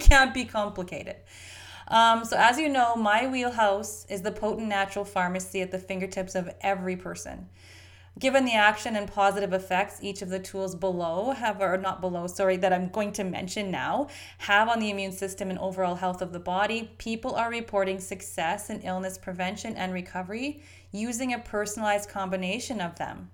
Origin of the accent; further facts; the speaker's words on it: Canada; we Canadians eat this drivel too. I'm a Canadian.